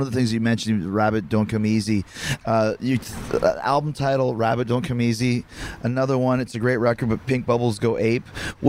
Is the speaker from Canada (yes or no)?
yes; Canada; I'm from Canada